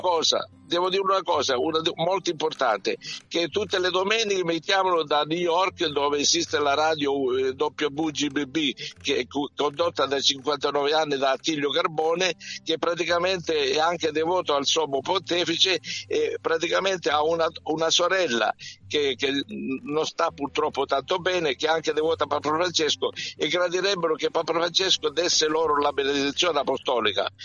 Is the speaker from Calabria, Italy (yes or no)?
yes; Calabria, Italy; la Calabria che è la mia terra e che considero come la mia fidanzata